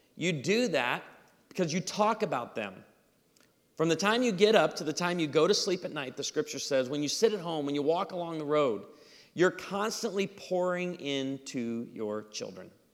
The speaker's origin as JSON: {"language": "English", "region": "Missouri", "country": "United States", "said": "I'm from Missouri."}